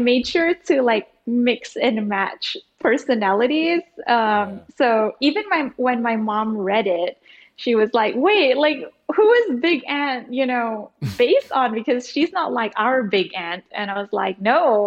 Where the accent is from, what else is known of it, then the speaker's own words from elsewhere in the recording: Singapore; also born or lived in Indonesia; now in Jakarta, Indonesia; And then I was sent to Singapore.